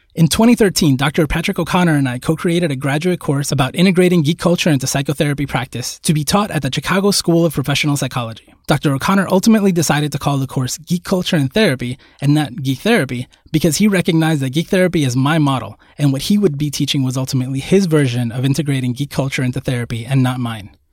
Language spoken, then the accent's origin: English; Puerto Rico; moved away; also born or lived in New York City, United States; I was born in Puerto Rico